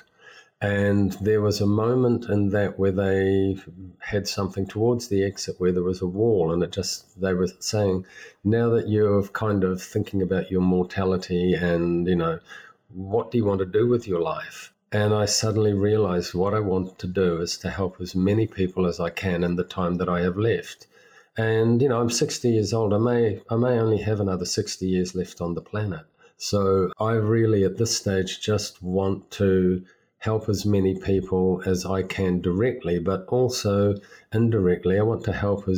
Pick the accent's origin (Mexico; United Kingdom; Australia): United Kingdom; England; I was born in England